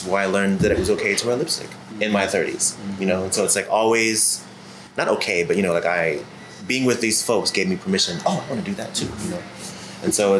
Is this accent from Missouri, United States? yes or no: yes; Ferguson, Missouri, United States; also born or lived in London; now in Richmond, United States; I grew up in Ferguson, Missouri.